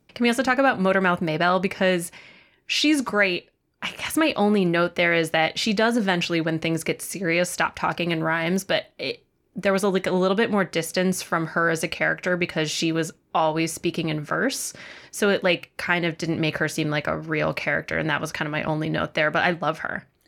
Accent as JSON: {"language": "English", "town": "Chicago", "region": "Illinois", "country": "United States", "moved": "yes", "said": "as a Chicagoan"}